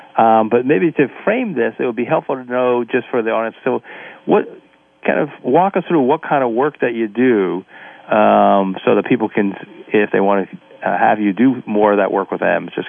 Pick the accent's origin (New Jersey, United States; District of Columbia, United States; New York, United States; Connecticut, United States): New Jersey, United States; Growing up in New Jersey